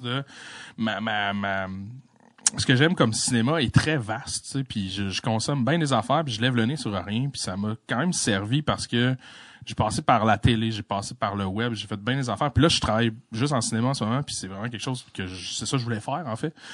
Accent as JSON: {"language": "French", "town": "La Malbaie", "region": "Quebec", "country": "Canada", "tie": "born or raised there", "said": "je suis né à la Malbaie"}